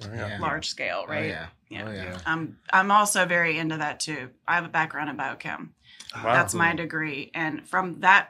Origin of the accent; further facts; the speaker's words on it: Norfolk, Virginia, United States; also born or lived in Pasquotank County, North Carolina; I grew up in Norfolk, always lived there